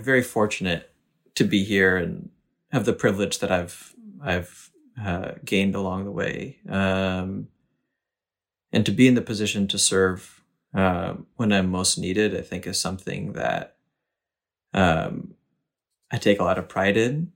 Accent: Naugatuck, Connecticut, United States; also born or lived in Boston, Massachusetts; I came to the States when I was eight months old. to a small town called Naugatuck, Connecticut

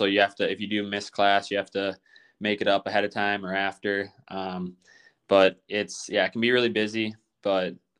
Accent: Goodhue, Minnesota, United States; I'm from Minnesota, Goodyear, Minnesota. It's a small town in southeastern Minnesota

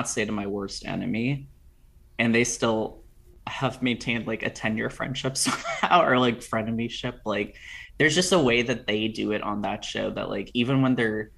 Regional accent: Potomac, Maryland, United States; moved away; I'm from Potomac originally.

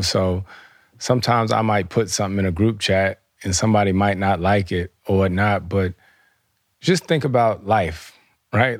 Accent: the South, United States; moved away; I grew up in the South

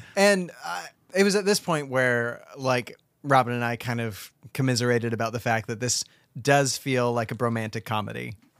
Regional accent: United States; as an American

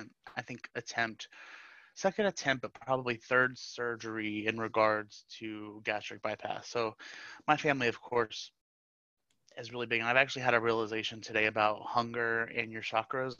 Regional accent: Florida, United States; born or raised there

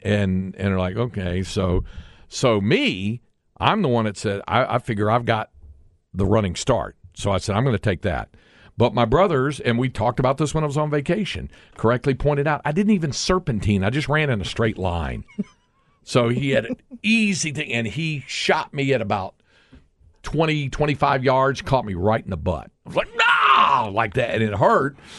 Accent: North Carolina, United States; moved away; we were kids growing up in North Carolina

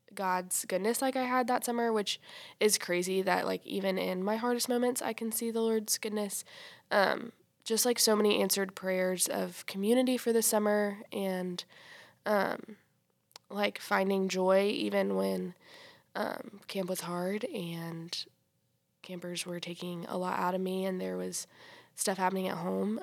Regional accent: Greenville, South Carolina, United States; I'm from Greenville, South Carolina

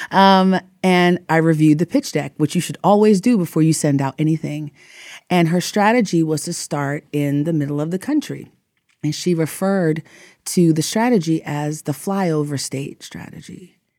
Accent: New York, United States; moved away as an adult; also born or lived in Texas; I'm from, I grew up in New York, so I went to college in Texas

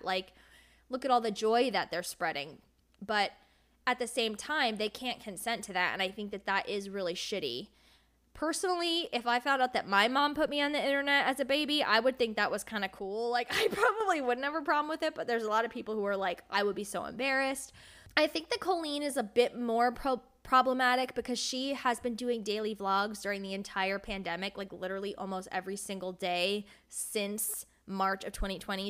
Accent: United States; I grew up right outside of New York City, and that's where I still live.

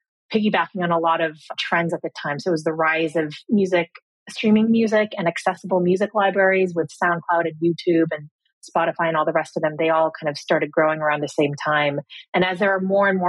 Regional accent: Cupertino, California, United States; moved away as an adult; also born or lived in Cambridge; So I grew up in Silicon Valley. I grew up in Cupertino.

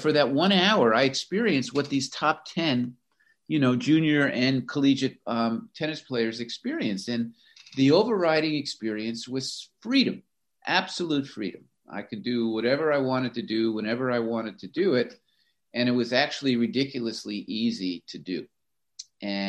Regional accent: Florida, United States; moved away as an adult; also born or lived in Pennsylvania; I grew up in Florida

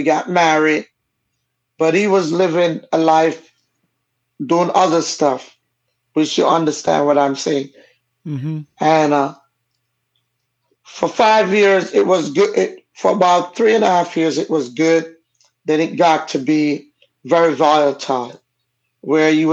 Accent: Jamaica; accent: Jamaican; first language Jamaican Patois; also born or lived in California; I come from a Caribbean family, and my parents are both Jamaican. That's why the accent. My first language I learned to speak was Jamaican

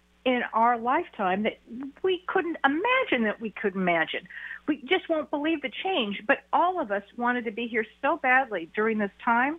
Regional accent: Beverly Hills, California, United States; moved away as an adult; now in Wisconsin, United States; I was born and raised in Beverly Hills, and I've had my practice there forever

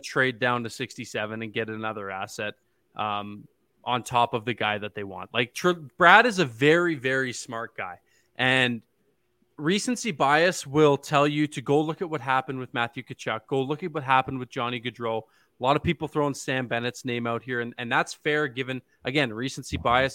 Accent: Ontario, Canada; now in Calgary, Canada; I'm from Ontario

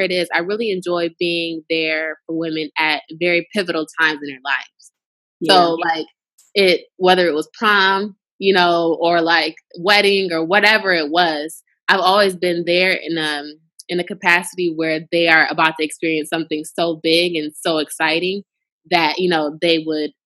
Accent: Lansing, Michigan, United States; moved away as an adult; also born or lived in Chicago; I'm originally from Michigan, but I'm from Lansing, the capital city

